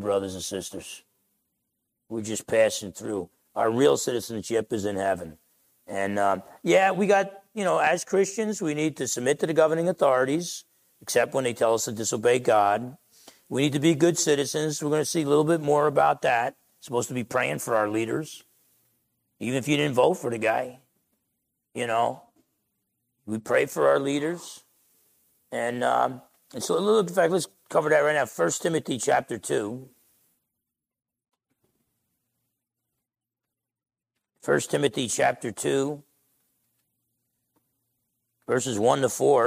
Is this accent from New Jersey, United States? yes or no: yes; Essex County, New Jersey, United States; now in Bremerton, United States; I'm from Essex County, New Jersey. Now I've been a Bremertonian for quite some time here